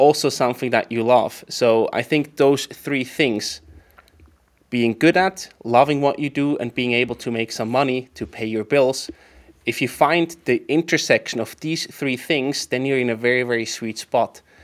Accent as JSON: {"language": "English", "area": "Emmental Valley", "region": "near Bern", "country": "Switzerland", "tie": "born or raised there", "also_born_or_lived": "St. Gallen, Switzerland", "moved": "as an adult", "lives_now": "Zürich, Switzerland", "said": "I went back to my parents' place near, near Bern, in the Emmental Valley"}